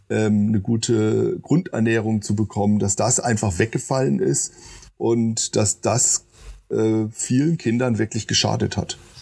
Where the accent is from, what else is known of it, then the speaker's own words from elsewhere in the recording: Baden-Württemberg, Germany; moved away as an adult; also born or lived in near Hamburg; now in Marburg, Germany; ich komme aus Baden, das ist richtig, also ich bin da geboren, aber äh, meine Eltern sind, wo ich anderthalb Jahre alt war, in die Nähe von Hamburg gezogen haben okay. dort hm. sieben Jahre gelebt